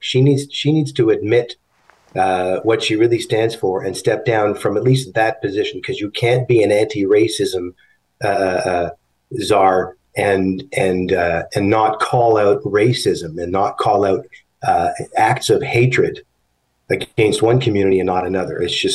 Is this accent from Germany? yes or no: no; Canada; As a Jewish Canadian